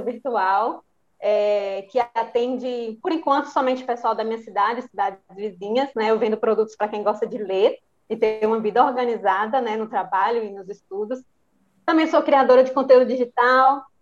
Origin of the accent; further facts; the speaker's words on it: Santa Maria da Vitória, Bahia, Brazil; sou baiana de Santa Maria da Vitória, região oeste da Bahia